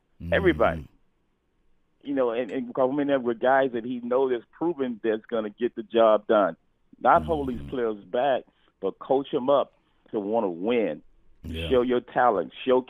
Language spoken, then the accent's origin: English; Stockton, California, United States; I'm from Cali. Uh-huh. I'm from Stockton.